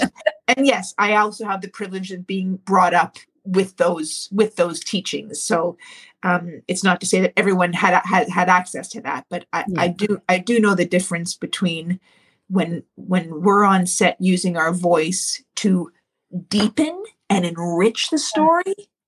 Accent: Canada; Like, the fact is we are still Canadian, you know, going down to Tulsa.

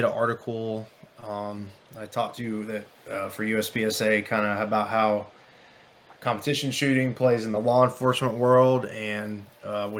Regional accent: Manatee County / Sarasota County, South Florida, United States; I grew up in South Florida, kind of like the Manatee County, Sarasota County areas

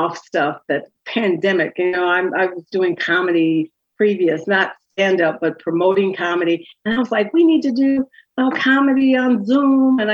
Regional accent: Wisconsin, United States; now in Philadelphia, United States; I'm from Wisconsin.

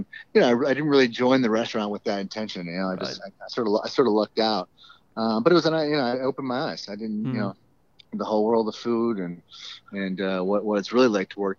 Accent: Florida, United States; also born or lived in St. Louis / Southwest Virginia; now in Chicago, United States; I grew up in Florida, and, you know, went off to school in St. Louis for a little bit and found that it just wasn't for me.

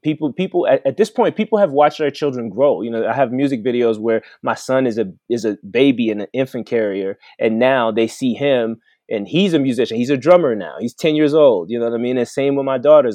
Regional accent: Mons, Wallonia, Belgium; also born or lived in Brussels, Belgium / Congo; now in Colorado, United States; I was born in Brussels, Belgium, which is the capital

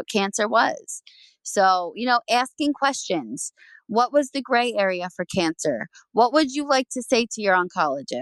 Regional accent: New Jersey, United States; I'm originally from New Jersey, born and raised, still here.

